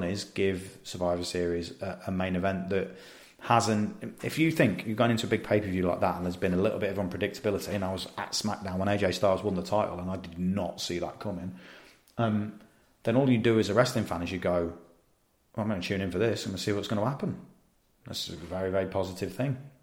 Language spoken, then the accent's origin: English; Leicestershire, East Midlands, United Kingdom; I grew up in Leicestershire near Twycross Zoo